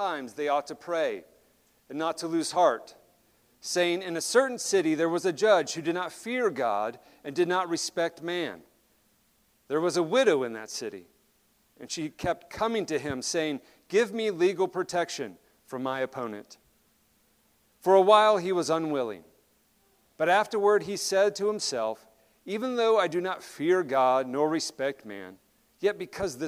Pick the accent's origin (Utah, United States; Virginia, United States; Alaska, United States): Alaska, United States; Wasilla; moved away; I grew up in Alaska, and for those who live in the lower 48, you might not understand what takes place on a playground during recess time in a very cold, remote area. It's not really remote. It's Wasilla, Alaska, where I grew up